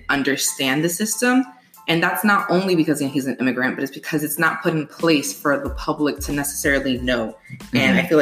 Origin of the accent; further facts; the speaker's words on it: Miami, Florida, United States; I'm from Miami, from Liberty City, to be more specific. That's where I was raised